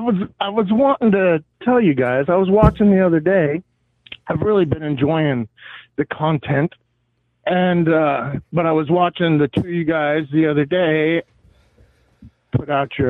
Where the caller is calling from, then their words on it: Pennsylvania, United States; I'm calling from Pennsylvania.